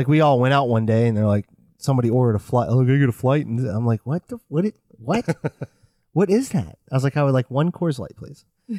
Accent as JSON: {"language": "English", "region": "New England", "country": "United States", "moved": "yes", "said": "I'm from New England."}